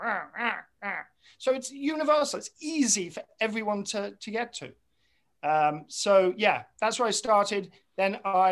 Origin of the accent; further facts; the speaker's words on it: England, United Kingdom; moved away as an adult; also born or lived in Montclair, New Jersey; now in United States; I'm obviously from England originally.